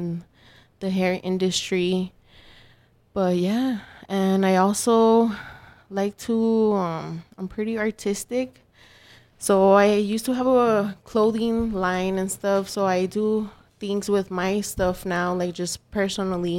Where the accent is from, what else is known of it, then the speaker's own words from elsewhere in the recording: New York, United States; I'm from New York.